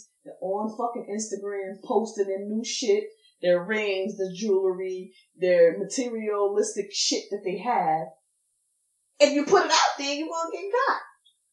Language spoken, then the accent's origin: English; Passaic County, New Jersey, United States; I'm from Passaic County